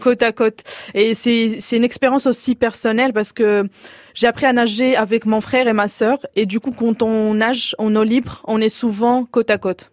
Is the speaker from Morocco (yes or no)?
yes; Morocco; je viens du Maroc et on a cette diversité de plages